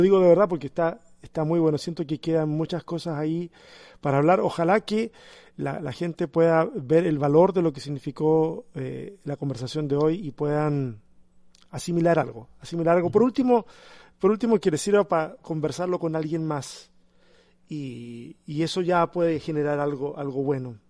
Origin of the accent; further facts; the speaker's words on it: Chile; como chileno